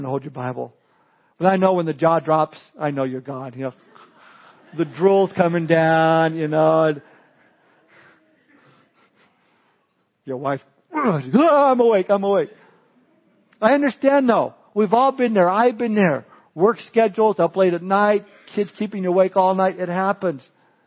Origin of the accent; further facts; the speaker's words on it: Southern California, United States; Growing up in Southern California, I would spend my summers at the beach